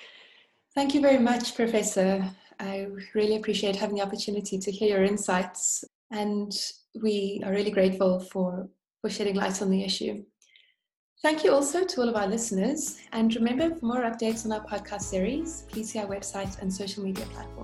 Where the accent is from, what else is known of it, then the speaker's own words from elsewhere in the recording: South Africa; I hope that we can become more resilient as a South African economy from within